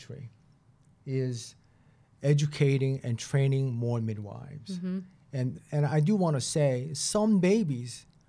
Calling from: Boston, Massachusetts, United States; I mean, I'm talking from Boston.

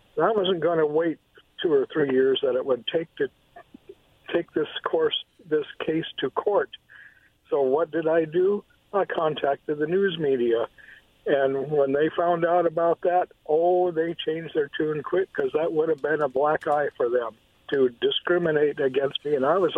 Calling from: Kennewick, Washington, United States; in Kennewick in the car.

